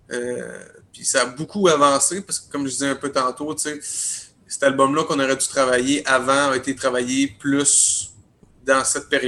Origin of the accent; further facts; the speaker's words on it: Rivière-du-Loup, Quebec, Canada; moved away as an adult; now in Quebec City, Canada; moi, je suis natif de Rivière-du-Loup, mais je travaille à Québec euh, depuis. Euh, ça. va faire cinq ans.